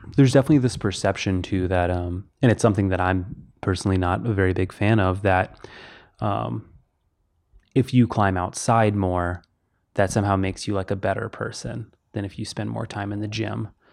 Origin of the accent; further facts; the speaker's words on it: Houston, Texas, United States; moved away as an adult; also born or lived in Kentucky / Tennessee; where I live, or grew up in Texas